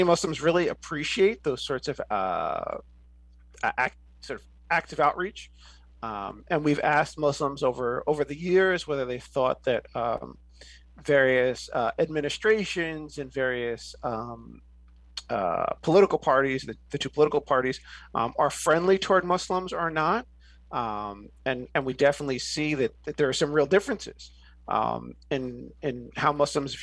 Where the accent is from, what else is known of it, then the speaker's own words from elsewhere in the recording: New York, United States; also born or lived in Chicago; now in Washington, D.C., United States; I grew up in New York. I lived in Chicago. I live in the DC area now.